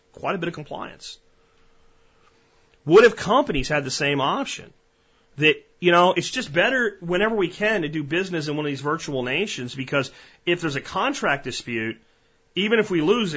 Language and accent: English; United States; as an American